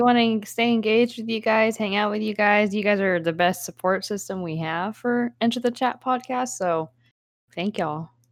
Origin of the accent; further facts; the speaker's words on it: United States; I'm Asian American